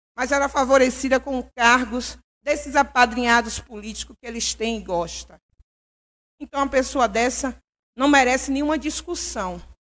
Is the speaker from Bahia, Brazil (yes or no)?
yes; Governador Mangabeira, Bahia, Brazil